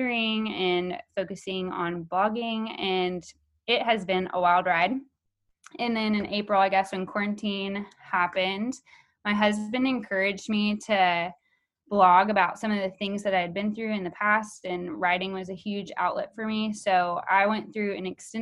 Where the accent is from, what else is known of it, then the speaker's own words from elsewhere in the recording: Houston, Texas, United States; I'm from Houston, Texas, born and raised.